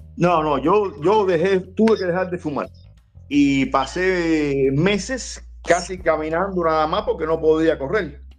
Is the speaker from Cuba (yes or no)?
yes; Isla de la Juventud, Cuba; moved away as an adult; also born or lived in Matanzas; now in Havana, Cuba; soy natural de Matanza, pero casi toda mi vida la eché allá en, la isla de la juventud.